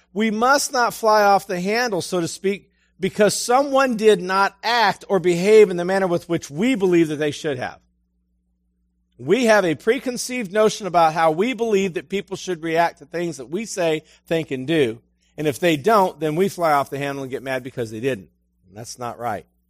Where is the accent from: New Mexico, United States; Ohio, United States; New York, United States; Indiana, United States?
Ohio, United States; Ashtabula; moved away; also born or lived in Ecru, Mississippi; I'm from Ashtabula